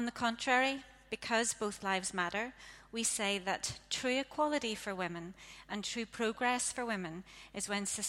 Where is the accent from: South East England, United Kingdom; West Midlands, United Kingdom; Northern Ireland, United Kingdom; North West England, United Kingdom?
Northern Ireland, United Kingdom; Ards Peninsula; I grew up in the Ards Peninsula